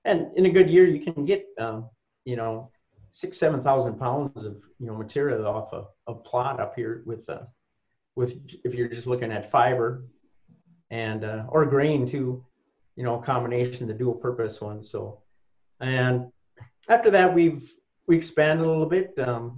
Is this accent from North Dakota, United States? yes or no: yes; Litchfield, North Dakota, United States; No, I'm originally from Litchfield, North Dakota, down in Valley City.